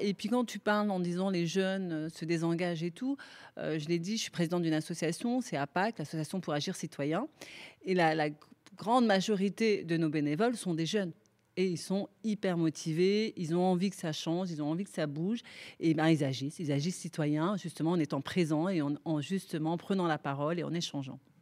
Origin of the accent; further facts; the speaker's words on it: Clichy-sous-Bois, Île-de-France, France; je suis née là, j'ai grandi là, donc j'ai une certaine proximité avec les habitants du territoire.